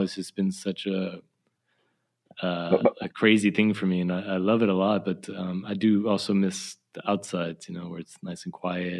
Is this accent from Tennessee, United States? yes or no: no; San Antonio, Texas, United States; I come from San Antonio